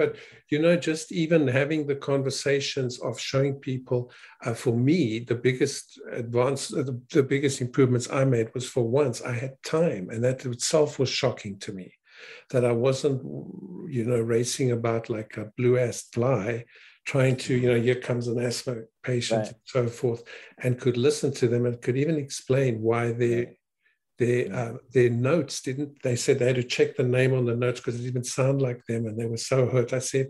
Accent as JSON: {"language": "English", "country": "South Africa", "also_born_or_lived": "Canada", "said": "I'm not American, I'm Canadian, South African and Canadian."}